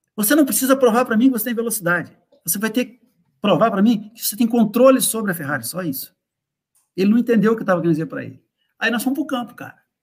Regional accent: Brazil; nós, que somos brasileiros

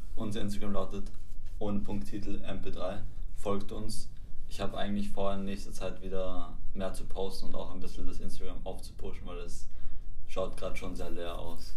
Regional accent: Vienna, Austria; Also ich bin in Wien geboren

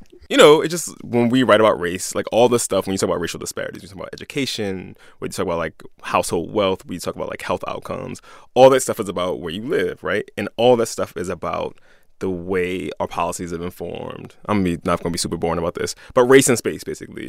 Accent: Philadelphia, Pennsylvania, United States; I'm a Philadelphian, I'm a Catholic, I'm a black dude

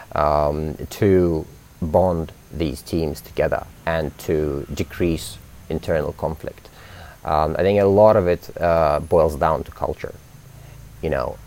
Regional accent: London, United Kingdom; moved away as an adult; now in Indonesia; I grew up in London

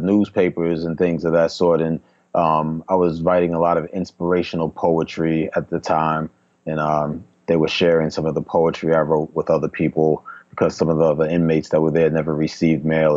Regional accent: New York City, New York, United States; now in Atlanta, United States; one guy that I grew up with in Queens

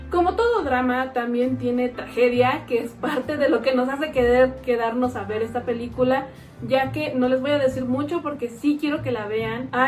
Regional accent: Mexico; seguimos con los mismos vicios como sociedad mexicana.

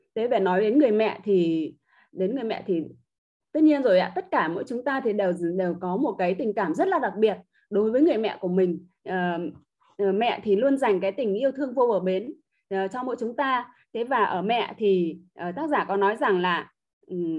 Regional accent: Ha Long, Quang Ninh, Vietnam; em đến từ thành phố Hạ Long tỉnh Quảng Ninh

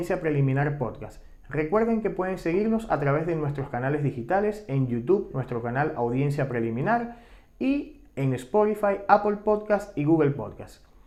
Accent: Venezuela; moved away; como venezolanos, tanto los que siguen en Venezuela como los que hemos tenido que emigrar

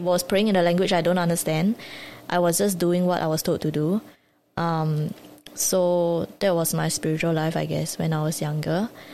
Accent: Singapore; I grew up in Singapore

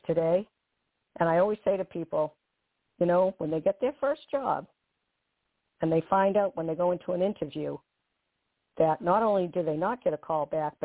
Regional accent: Walpole, Massachusetts, United States; accent: Bostonian; I was born in a middle-class suburban town outside of Boston, called Walpole, very small town

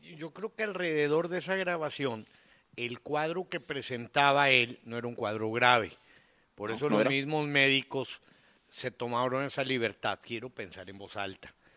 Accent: Monterrey, Nuevo León, Mexico; nosotros somos los chilangos para los de Saltillo, para los de Torreón

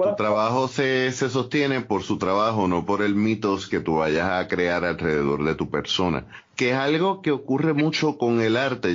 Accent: Ponce, Puerto Rico; soy de Ponce

